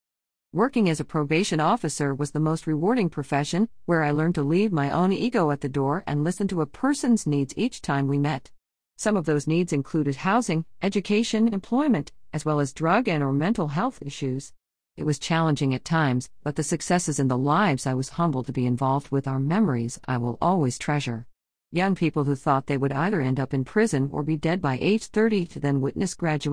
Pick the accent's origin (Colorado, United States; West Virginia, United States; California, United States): California, United States; Lodi; I was born and raised in the Lodi community and come from humble and modest beginnings.